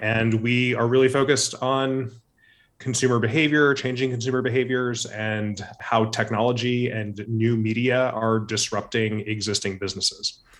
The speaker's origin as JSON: {"language": "English", "area": "Orange County", "region": "Southern California", "country": "United States", "tie": "born or raised there", "said": "I grew up in Southern California, in Orange County, outside of Los Angeles"}